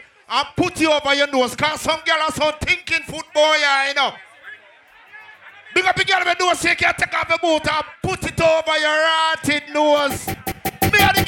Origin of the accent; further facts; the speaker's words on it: Clarendon Parish, Jamaica; I'm from Clarendon